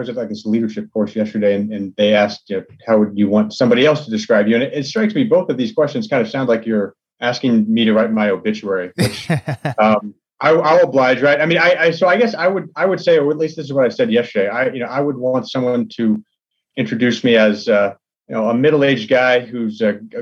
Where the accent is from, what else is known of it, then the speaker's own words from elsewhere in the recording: Texas, United States; I'm from Texas. His first movie, Bottle Rocket, was filmed kind of in a neighborhood that I grew up